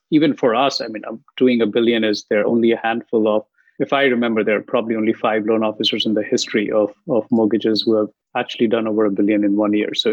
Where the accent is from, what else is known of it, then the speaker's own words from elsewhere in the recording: India; English is a second language; moved away as an adult; now in San Jose, United States; I was um, about 18 months in the country. I moved from India